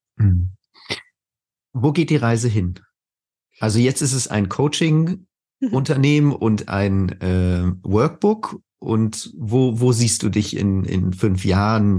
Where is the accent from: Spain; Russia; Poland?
Spain; now in Germany; ich bin ja halb Spanier, also ich bin auch in Spanien aufgewachsen